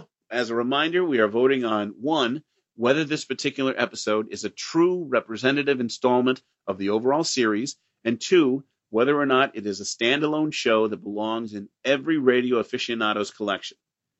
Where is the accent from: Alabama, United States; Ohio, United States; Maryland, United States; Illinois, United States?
Illinois, United States; Pekin; And we got Channel 9 from Chicago, WGN, in my hometown of Pekin, Illinois.